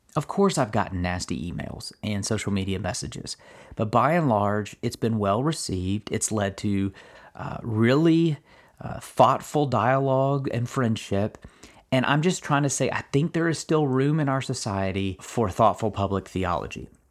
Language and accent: English; Kentucky, United States; I'm, uh, born and raised in Kentucky